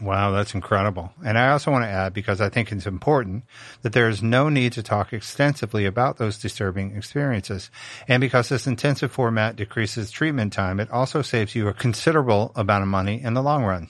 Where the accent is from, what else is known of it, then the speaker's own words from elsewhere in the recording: Richmond, Virginia, United States; moved away; I grew up in the South. I grew up in Virginia